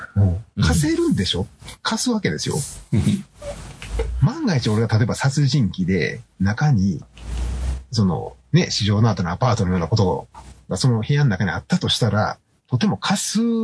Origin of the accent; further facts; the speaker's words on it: Kakogawa, Hyogo, Japan; 僕が加古川に住んでる頃、小さい頃ね、加古川に住んでる頃に